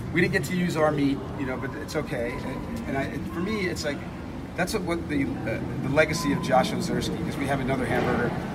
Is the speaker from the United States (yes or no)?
yes; New York, United States; moved away as an adult; now in Texas, United States; I'm a New Yorker